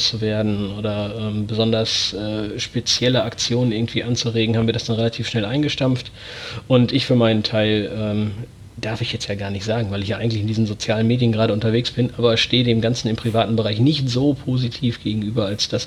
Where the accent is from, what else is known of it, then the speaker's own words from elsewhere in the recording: Herford, North Rhine-Westphalia, Germany; ich bin 32 Jahre alt, bin gebürtiger Herforder. Das liegt für alle, die sich im Bielefelder Umland nicht so gut auskennen, quasi neben Bielefeld.